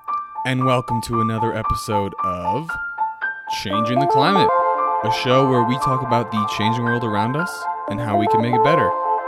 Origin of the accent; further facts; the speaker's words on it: Ringwood, New Jersey, United States; We both went to Lakeland Regional High School. We're both from Ringwood, New Jersey.